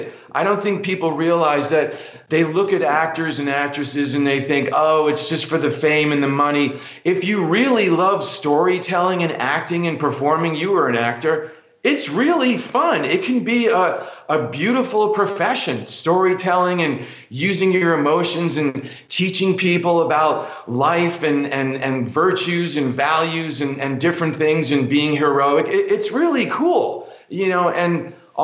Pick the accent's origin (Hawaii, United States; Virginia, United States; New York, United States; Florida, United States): New York, United States; New York City; I grew up in New York City. Like I said, I'm a kid from Queens